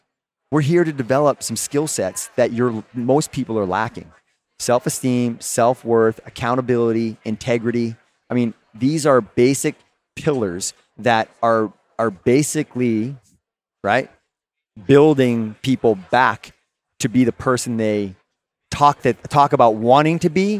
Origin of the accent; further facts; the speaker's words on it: Boston, Massachusetts, United States; I'm from Boston, dude.